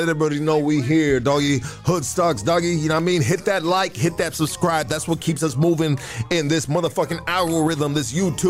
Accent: California, United States; Bro, I'm from Cali, homie.

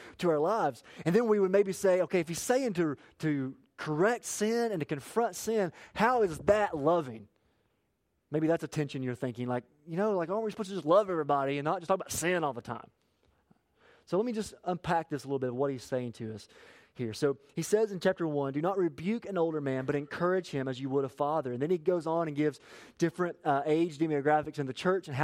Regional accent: Appalachia, United States; I'm from Appalachia

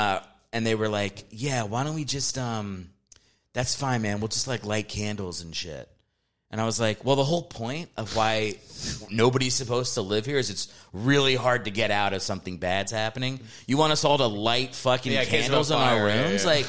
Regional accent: Virginia, United States

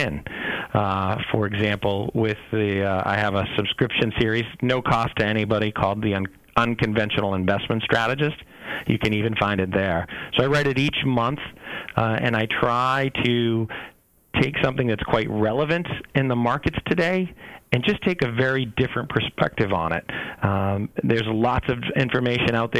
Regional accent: Boston, Massachusetts, United States; I'm from Boston

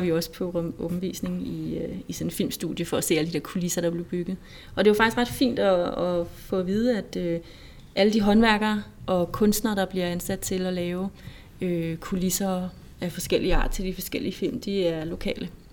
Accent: Denmark; som dansker

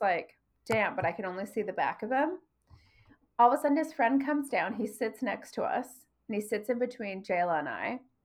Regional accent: Toronto, Ontario, Canada; moved away; I'm from Toronto.

